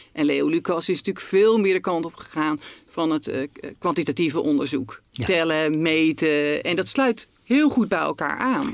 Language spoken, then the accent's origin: Dutch; Netherlands; als Nederlanders